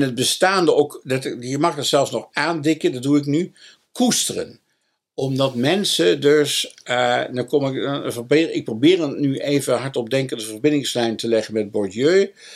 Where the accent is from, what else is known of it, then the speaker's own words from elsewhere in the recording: Dongen, North Brabant, Netherlands; also born or lived in Nijmegen; Ik ben geboren in Dongen als katholiek en gebleven